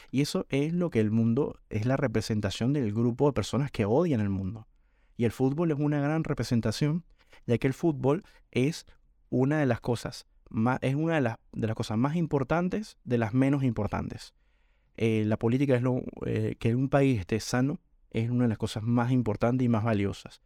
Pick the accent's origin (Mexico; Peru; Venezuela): Venezuela; Caracas, Capital District; moved away as an adult; now in Argentina; Yo nací en Caracas